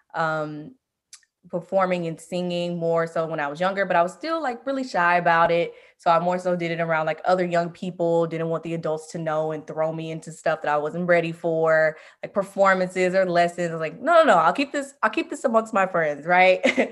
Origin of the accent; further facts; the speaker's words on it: Memphis, Tennessee, United States; moved away as an adult; now in Los Angeles, United States; I'm originally from Memphis, Tennessee, and I recently relocated back to L A, where I went to college